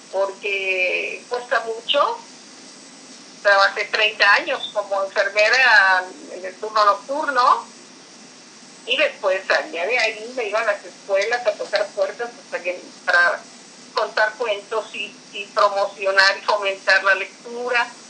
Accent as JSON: {"language": "Spanish", "region": "Veracruz", "country": "Mexico", "tie": "born or raised there", "lives_now": "Fortín de las Flores, Mexico", "said": "soy nativa del puerto de Veracruz, pero eh, resido aquí"}